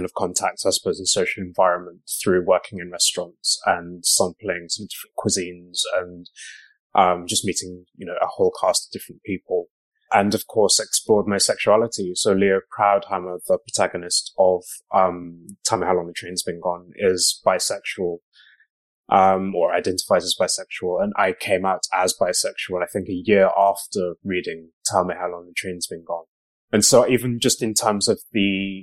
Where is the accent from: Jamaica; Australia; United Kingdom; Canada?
United Kingdom; Black Country, West Midlands; I grew up in the Black country as well, born in the early 80s